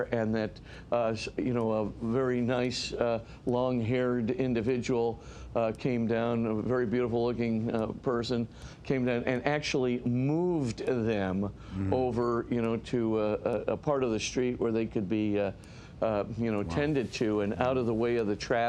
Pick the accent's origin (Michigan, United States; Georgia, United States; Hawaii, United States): Hawaii, United States; we come from Hawaii